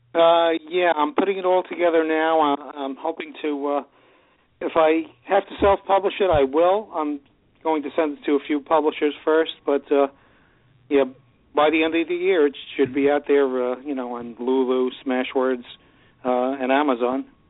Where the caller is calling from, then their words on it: Glen Ridge, New Jersey, United States; I'm calling from Glen Ridge, New Jersey.